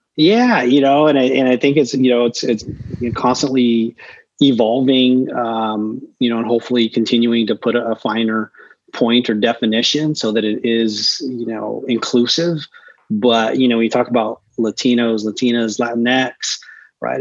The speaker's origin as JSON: {"language": "English", "town": "Chula Vista", "region": "California", "country": "United States", "tie": "born or raised there", "also_born_or_lived": "Orange County, California / Los Angeles, California", "moved": "as an adult", "lives_now": "New York, United States", "said": "I grew up in uh, a town. It was a town then. It's a city now called Chula Vista."}